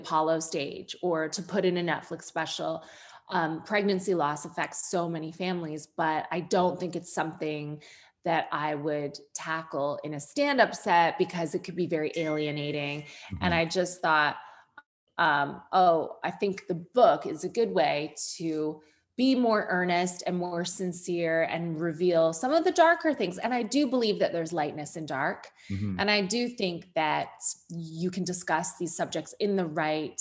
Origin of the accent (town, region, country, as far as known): Sarnia, Ontario, Canada; born or raised there; moved away